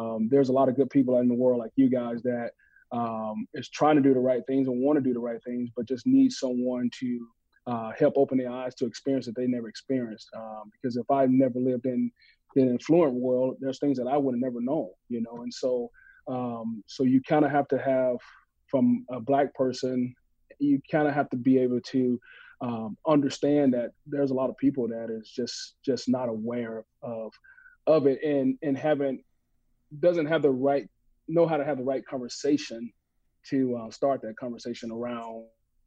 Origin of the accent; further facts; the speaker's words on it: Mississippi, United States; growing up in Mississippi